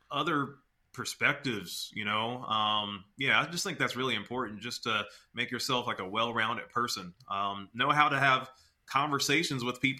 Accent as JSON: {"language": "English", "town": "Memphis", "region": "Tennessee", "country": "United States", "said": "I'm from Memphis, Tennessee"}